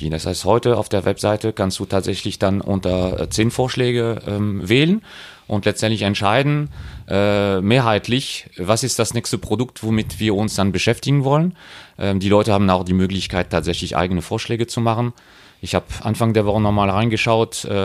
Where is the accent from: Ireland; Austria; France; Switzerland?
France; German is a second language; now in Germany; Und ich bin ja äh, Franzose, äh, zwar sehr lange in Deutschland unterwegs, aber ähm, ich habe diese Initiative Sekil Patron in Frankreich entdeckt.